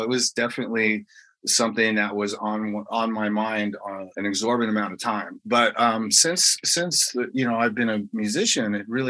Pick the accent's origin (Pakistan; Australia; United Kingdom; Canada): United Kingdom; England; born there; the fact that I was born in England and all that.